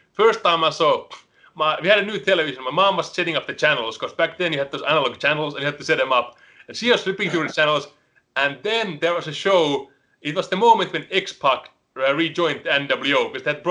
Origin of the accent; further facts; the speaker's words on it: Helsinki, Uusimaa, Finland; English is a second language; moved away as an adult; now in United States; I'm born and raised in Helsinki, which is the capital